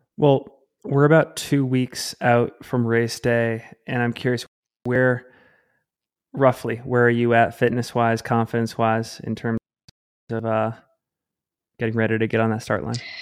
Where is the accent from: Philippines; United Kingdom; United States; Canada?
United States; Salt Lake City, Utah; my hometown, Salt Lake City, Utah